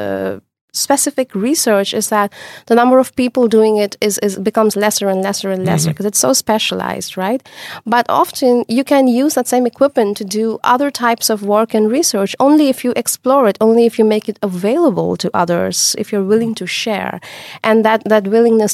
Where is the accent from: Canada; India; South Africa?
India; moved away as an adult; now in Netherlands; I come from India. And when I did my bachelor's there, it was very, very different.